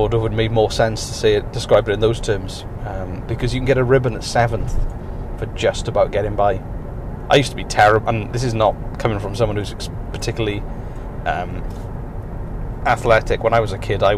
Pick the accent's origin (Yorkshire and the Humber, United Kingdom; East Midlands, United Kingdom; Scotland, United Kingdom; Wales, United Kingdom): Wales, United Kingdom; the main sport I played growing up in Wales was rugby